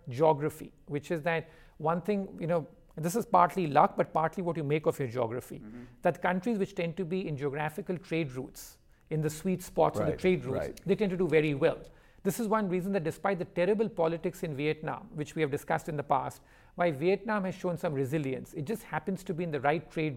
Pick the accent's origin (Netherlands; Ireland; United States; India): India; my origins, which I come from India